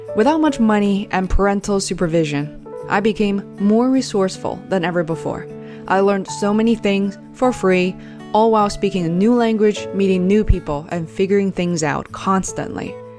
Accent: Beijing, China; Growing up in Beijing in the 80s and 90s

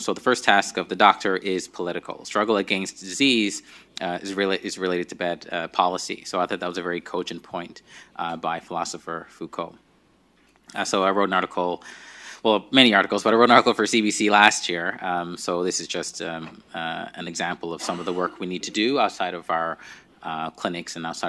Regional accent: Nigeria; now in Newfoundland and Labrador, Canada; So this is me maybe a couple of years before I moved from Nigeria to Newfoundland and Labrador.

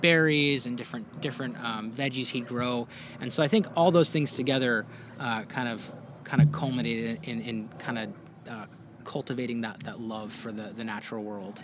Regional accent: Washington, United States; I grew up mostly in Washington State

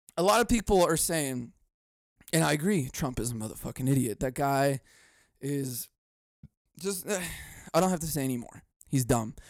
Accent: United States; I'm an American.

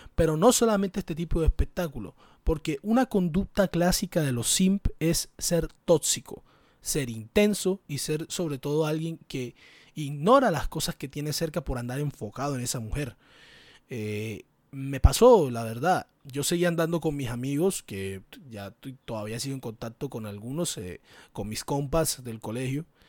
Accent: Caribbean Region, Colombia; de mi entorno, el Caribe, ese hermoso lugar como lo es el Caribe colombiano

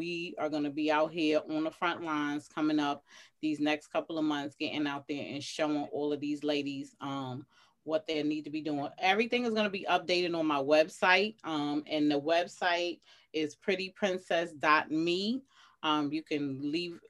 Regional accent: New York City, New York, United States; I'm from Atlantic Towers, you know, Atlantic and Rockaway. I'm from all that hood down the way, Brownsville. I went to school in the style

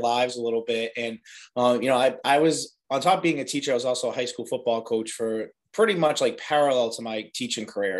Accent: Medford, Massachusetts, United States; I'm from Medford. I grew up in Medford pretty much my entire life

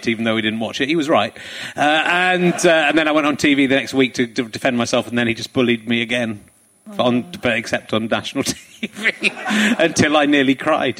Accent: Pocklington, Yorkshire and the Humber, United Kingdom; I'm from the East Riding of Yorkshire

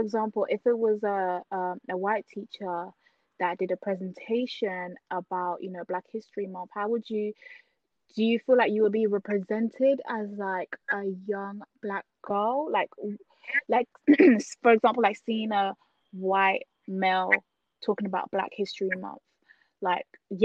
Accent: United Kingdom; we're not American. We're from the UK

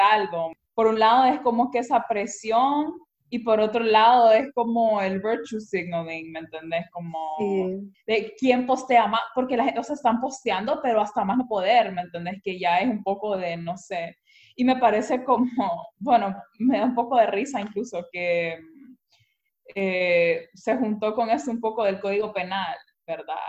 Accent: Honduras; moved away; also born or lived in Europe; yo como hondureña

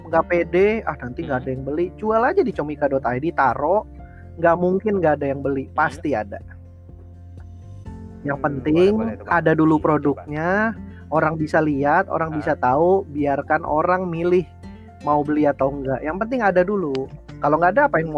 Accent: Bekasi, West Java, Indonesia; also born or lived in Jakarta; gua dari Bekasi kelahiran Jakarta gua seorang stand up komedian juga karyawan juga

